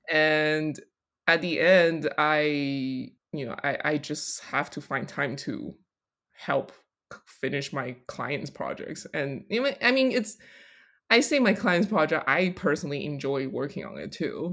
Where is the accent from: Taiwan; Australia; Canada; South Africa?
Taiwan; also born or lived in Colorado; now in New York, United States; growing up in Taiwan